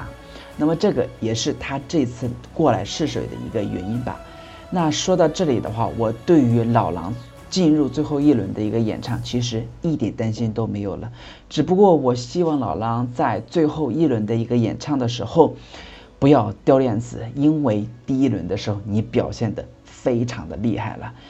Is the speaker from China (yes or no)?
yes; China; 没有一位我们中国大陆的摇滚歌手。